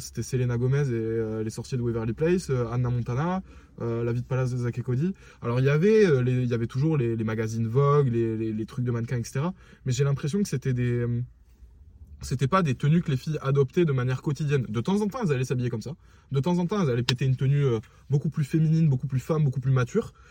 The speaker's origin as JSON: {"language": "French", "country": "France", "said": "on est français"}